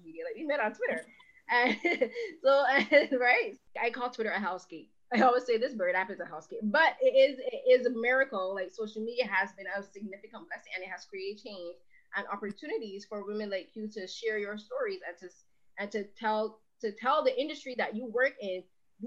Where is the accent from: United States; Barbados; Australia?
Barbados; I'm from Barbados